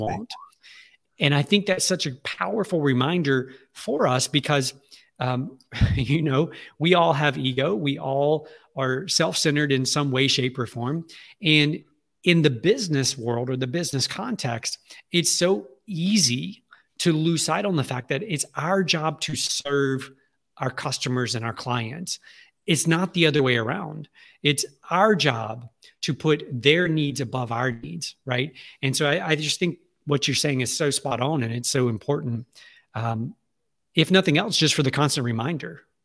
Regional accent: Alexandria, Louisiana, United States; I was born and raised right here in Alexandria, Louisiana

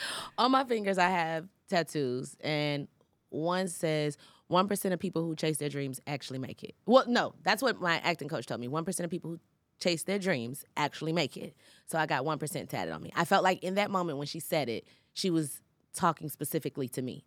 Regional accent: Atlanta, Georgia, United States; also born or lived in Los Angeles; I'm from Atlanta

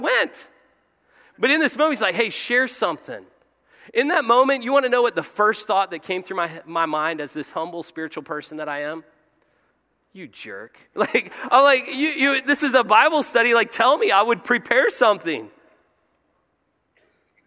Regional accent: Cincinnati, Ohio, United States; I was born in Our Lady of Mercy, Cincinnati, Ohio

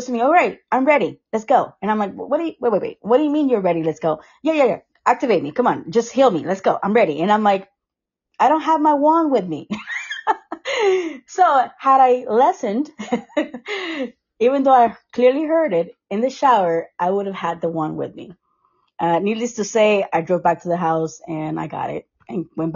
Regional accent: Costa Rica; moved away; also born or lived in Sarasota; I am from Costa Rica.

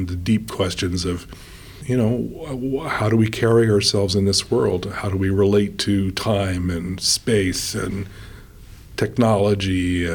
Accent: New York City, New York, United States; also born or lived in Oxford; now in Seattle, United States; I grew up in New York City

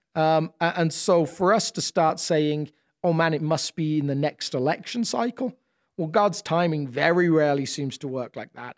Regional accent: United Kingdom; moved away as an adult; now in United States; as a British person

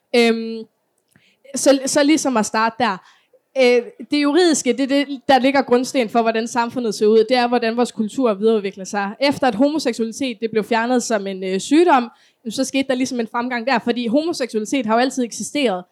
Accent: Kolding, Southern Denmark, Denmark; Jeg kommer for eksempel selv fra Kolding

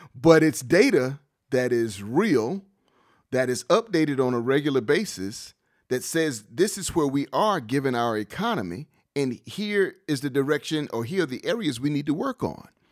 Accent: Wilmington, North Carolina, United States; Being born and raised in Wilmington, seeing Wilmington's growth, I've seen the good and the bad

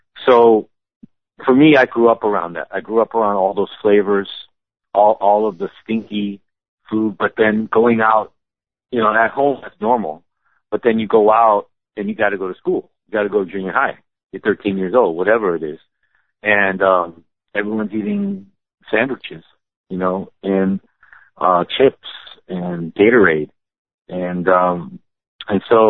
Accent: Los Angeles, California, United States; growing up in L.A.

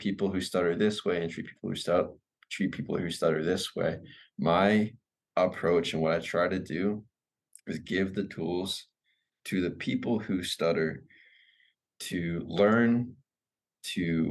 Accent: Vancouver, British Columbia, Canada; I'm originally from Vancouver, British Columbia, Canada

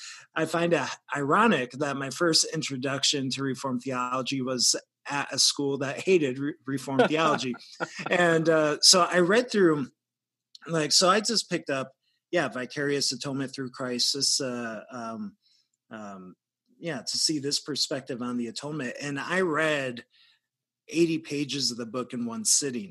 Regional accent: outside of Grand Rapids, Michigan, United States; moved away as an adult; now in Red Deer, Canada; I'm from Michigan originally. I'm a U.S. citizen. And I grew up outside of Grand Rapids

